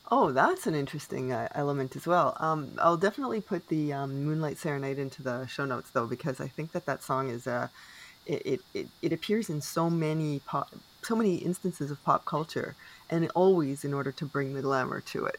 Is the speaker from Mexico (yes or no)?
no; Canada; I am unapologetically Canadian